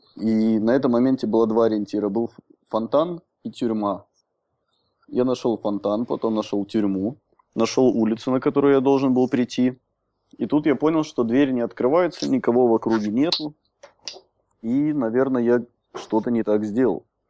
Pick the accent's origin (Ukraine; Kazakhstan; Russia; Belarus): Belarus; Minsk; also born or lived in Soligorsk; now in Prague, Czech Republic; я родился в Солигорске, но угу. все детство провел в Минске